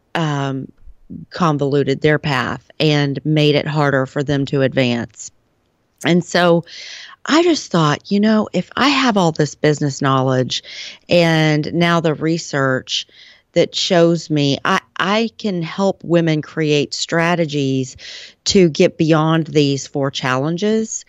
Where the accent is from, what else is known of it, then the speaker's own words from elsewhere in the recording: Texas, United States; I am from Texas.